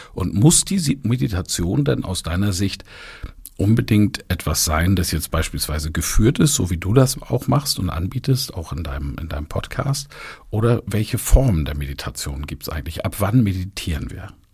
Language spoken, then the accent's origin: German; near Kiel, Baltic Sea, Schleswig-Holstein, Germany; an der Ostsee, wo ich groß geworden bin, bei Kiel